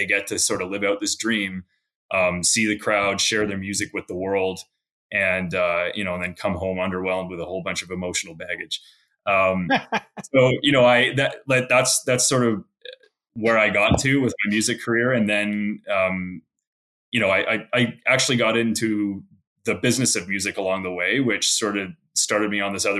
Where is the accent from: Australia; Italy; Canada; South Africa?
Canada; Victoria, British Columbia; now in Alberta, Canada; I grew up in Victoria, British Columbia, which is actually the capital of BC.